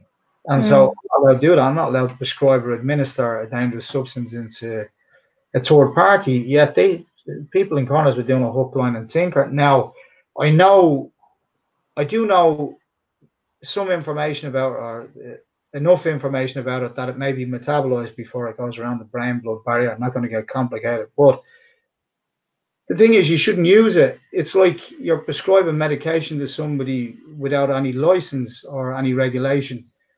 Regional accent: Dublin, Leinster, Ireland; accent: Dublin; speak with this Dublin accent. Some of us do and some of us don't. Some of us have polished up accent. My accent is polished up now in comparison to what it was.

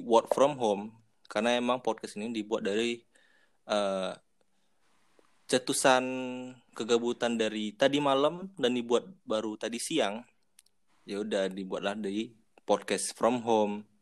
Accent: Sumatra, Indonesia; Gue asli Sumatera ya di sinilah kehidupan gue dimulai

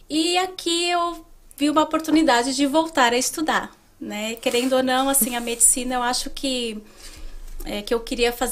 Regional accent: São Paulo, Brazil; Eu sou de São Paulo.

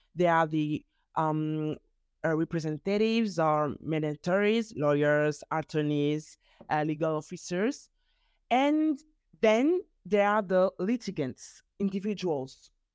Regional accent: Geneva, Switzerland; first language French; English is a second language; also born or lived in Bern; My father is um, from mm-hmm. Nigeria and my mother from Angola, but I was born in Geneva, in Switzerland

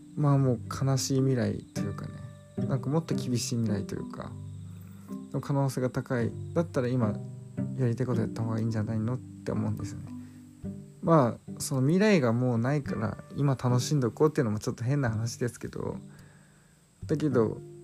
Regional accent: Chiba Prefecture suburbs, Japan; 私の実家、霊団墓がないんですよね。で、場所は、まあ、千葉県の郊外なんですけど

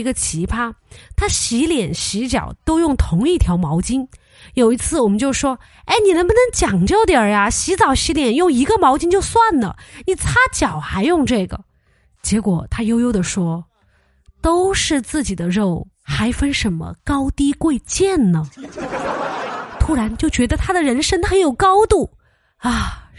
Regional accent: Sichuan, China; 这个室友他就问我说：“你是哪儿的呀？”我说：“我是四川的。”

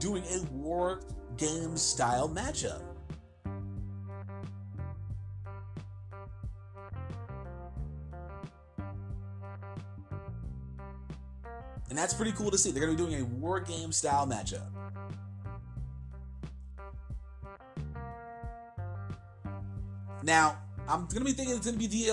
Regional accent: New Jersey, United States; my home state, New Jersey

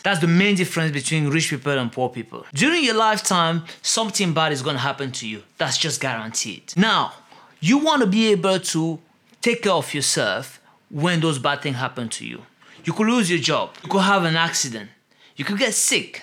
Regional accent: Cameroon; In Cameroon, for example, which is my home country

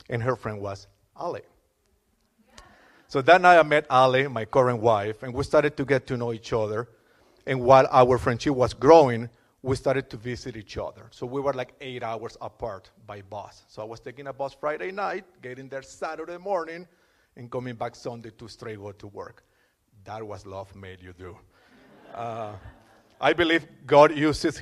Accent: Caracas, Capital District, Venezuela; moved away as an adult; also born or lived in Europe; now in Canada; I was born in Caracas, Venezuela, and I was raised Catholic.

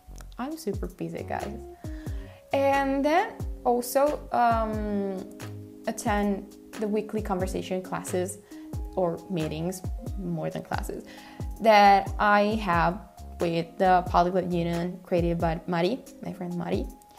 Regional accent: Japan; accent: Japanese; English is a second language; my accent, because I think it's pretty Japanese when I speak Korean, and many other friends are telling me this every time I speak Korean with them

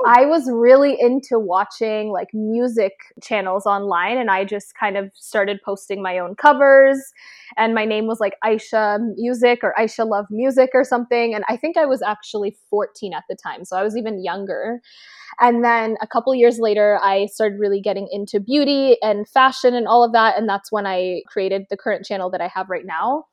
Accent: Toronto, Ontario, Canada; moved away as an adult; now in Los Angeles, United States; I was born in Toronto, Canada, representing for any of my Canadians watching, and I, let's see, I mean, I currently live in L A, but I grew up my entire life in Canada

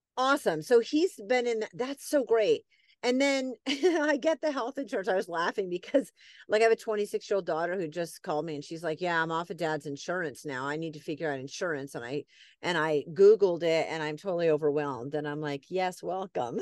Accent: New England, United States; moved away; I grew up in New England, people are very, like, we talk with our hands and they're very loud

